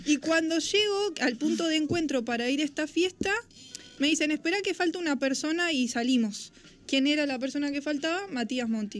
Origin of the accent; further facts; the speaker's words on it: Carlos Casares, Buenos Aires Province, Argentina; moved away as an adult; also born or lived in Mar del Plata; now in Buenos Aires, Argentina; yo nací en Mar del Plata, todo esto surge en Carlos Casares, yo me mudo a Carlos Casares a los tres